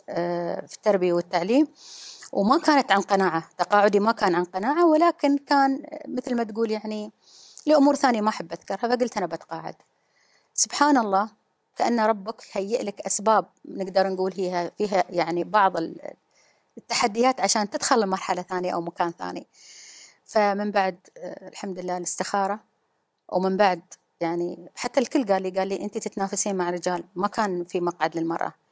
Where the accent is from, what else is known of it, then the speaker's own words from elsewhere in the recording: Ras Al Khaimah, United Arab Emirates; أنا الأولى منتخبة على إمارتي في الدفعة الثالثة والأولى المنتخبة في 2015 كنت الوحيدة آه، على مستوى الرجال يعني المرأة الوحيدة فانتم يمكن على أساس أن الخبر الوحيدة الوحيدة في 2015 والثالثة في اللي هي في الدورات آه، بس لكن الأولى في راس الخيمة